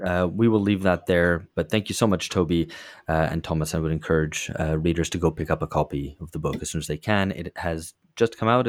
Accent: Brazil; born there; I mean, I was born in Brazil and I've lived here for the past 7 years.

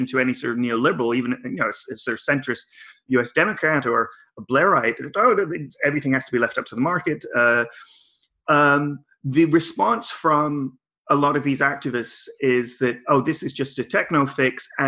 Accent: Victoria, British Columbia, Canada; I went to two global climate strike actions in my hometown.

